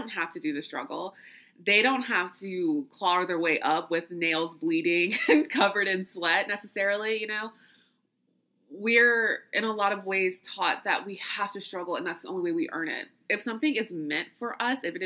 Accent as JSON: {"language": "English", "region": "the South", "country": "United States", "also_born_or_lived": "New York", "said": "this little southern city I'm from"}